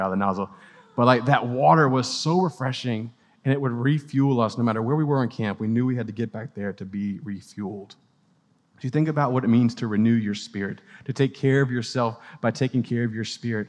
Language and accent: English; Gulf Coast, United States; also born or lived in Louisiana / Mississippi; now in Clemson, United States; I was a, a Gulf Coast kid growing up in Louisiana and Mississippi.